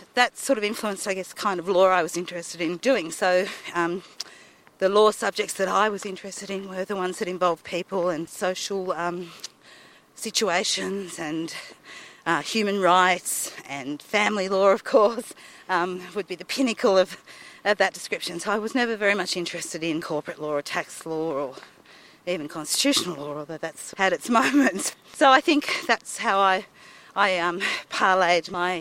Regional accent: Queanbeyan, New South Wales, Australia; I grew up in Queanbeyan.

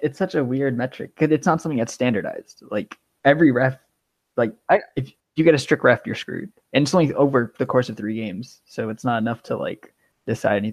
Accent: United States; I'm American.

